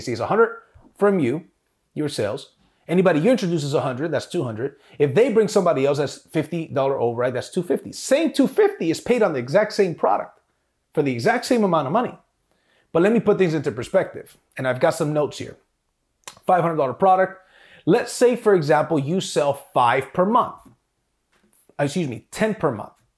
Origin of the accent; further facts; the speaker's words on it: South Gate, California, United States; I grew up on Alameda and 92nd. For those of you guys that know, this is Southgate, California